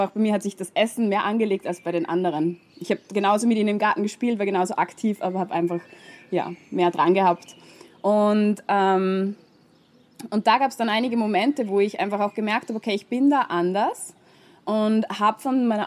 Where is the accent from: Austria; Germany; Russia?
Austria; moved away; ähm, ich komme ursprünglich aus Österreich, habe ähm, dort dann studiert, Biologie